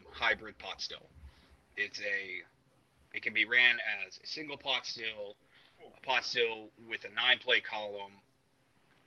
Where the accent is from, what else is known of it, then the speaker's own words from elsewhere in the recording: Southwest Virginia, United States; moved away; I'm originally from Southwest Virginia